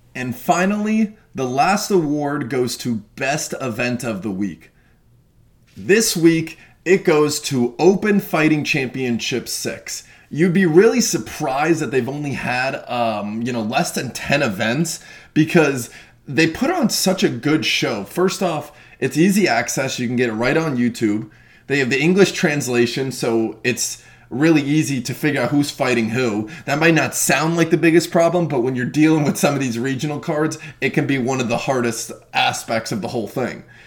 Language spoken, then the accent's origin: English; Florida, United States; Being born and raised in Florida, I enjoy seeing my local regional shows more than anything